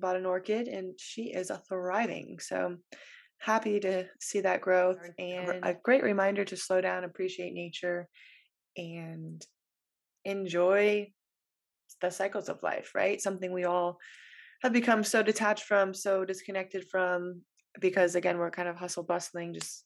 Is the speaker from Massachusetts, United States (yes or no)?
no; west coast of Florida, United States; moved away as an adult; living on the east coast of Florida versus the west coast where I grew up